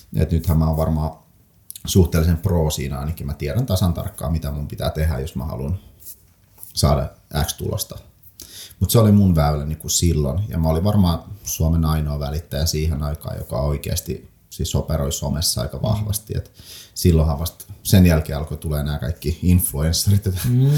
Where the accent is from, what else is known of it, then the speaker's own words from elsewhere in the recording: Lappeenranta, South Karelia, Finland; also born or lived in Saint Petersburg, Russia; ne synnyn Pietarissa, vanhemmat päätti, että he lähdetään metsästään parempaa elämää niin sanotusti lasten puolesta ja Neuvostoliitto hajosi silloin ja oli mahdollisuus muuttaa Suomeen. Muutettiin oikeastaan siis varmaan neljä, nelihenkinen perhe ja neljä matkalaukkuu tyyli. Hypättiin junaa ja Suomeen ja sitten siinä niinku ekat vuodet asuttiin ihan kaupungin tämmöisessä niinku maahanmuuttajien